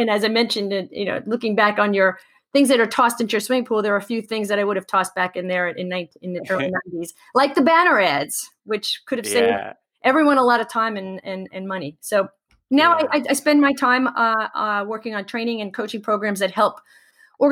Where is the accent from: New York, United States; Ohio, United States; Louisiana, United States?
New York, United States; New York City; I grew up in Queens, which is one of the boroughs of New York City